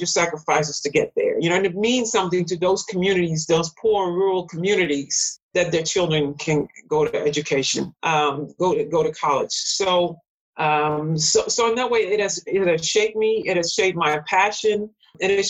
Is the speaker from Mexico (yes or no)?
no; Netherlands; moved away as an adult; also born or lived in Suriname; now in United States; I was born and raised in the Netherlands, but still as an immigrant